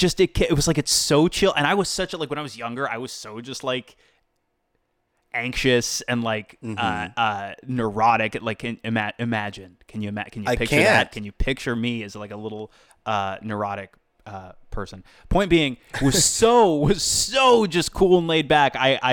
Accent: East Coast, United States; moved away; Well, I'm from the East Coast originally

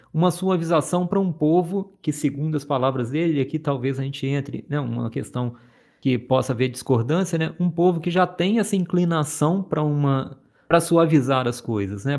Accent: Minas Gerais, Brazil; Sou mineiro

